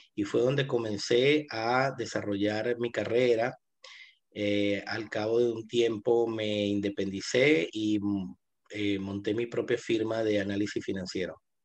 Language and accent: Spanish; Venezuela; moved away as an adult; now in Buenos Aires, Argentina; yo me mudo acá a Buenos Aires eh, por la situación compleja que estaba viviendo Venezuela o que todavía está viviendo en mi país.